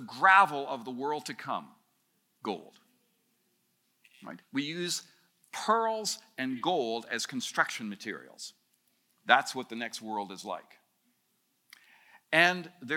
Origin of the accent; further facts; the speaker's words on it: Canada; as a Canadian